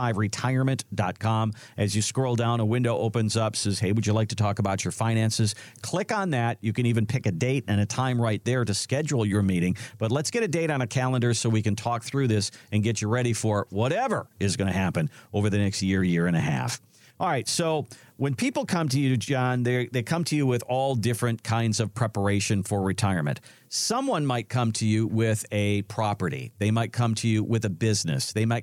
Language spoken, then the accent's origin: English; Midwest, United States; You know, I'm from the Midwest, and I'm more used to tornadoes as far as storms are concerned.